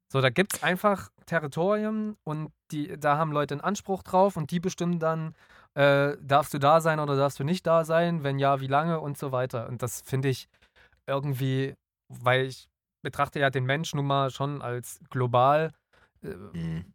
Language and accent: German; Nünchritz, Saxony, Germany; also born or lived in Dresden; in dem Ort, wo ich aufgewachsen bin, in Nünchritz